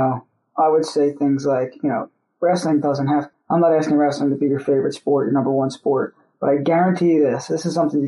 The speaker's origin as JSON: {"language": "English", "area": "Philadelphia area / South Jersey", "region": "New Jersey", "country": "United States", "tie": "born or raised there", "also_born_or_lived": "California", "said": "born and raised in the Philadelphia area. Spent the majority of my life in South Jersey, like, you know, 15 miles outside of Philadelphia"}